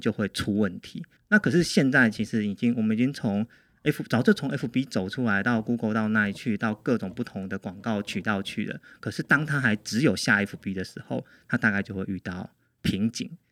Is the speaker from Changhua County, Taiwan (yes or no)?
yes; Changhua County, Taiwan; 我回中部之后，因为我是彰化人